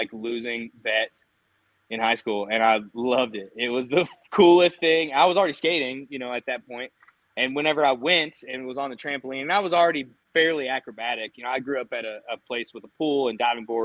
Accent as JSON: {"language": "English", "town": "Somerset", "region": "Kentucky", "country": "United States", "tie": "born or raised there", "said": "I'm from Somerset, Kentucky. I grew up skating in Kentucky"}